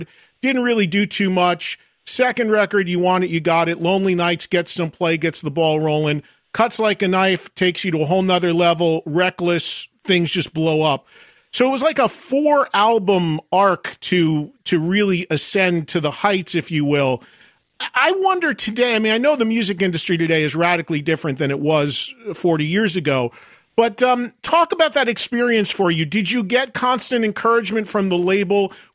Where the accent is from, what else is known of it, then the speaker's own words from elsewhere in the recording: United States; I'm from the New York, New Jersey area